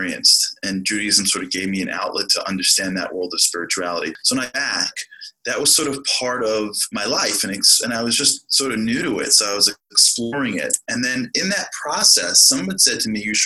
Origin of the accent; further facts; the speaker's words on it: New York City, New York, United States; I grew up in Brooklyn, New York, in Canarsie, Brooklyn.